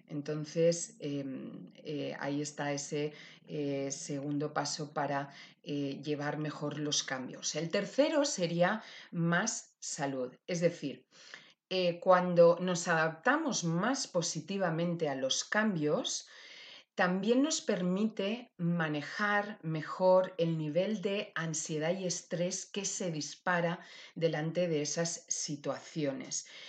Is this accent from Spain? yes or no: yes; Valencia, Valencian Community, Spain; mi tierra querida, Valencia.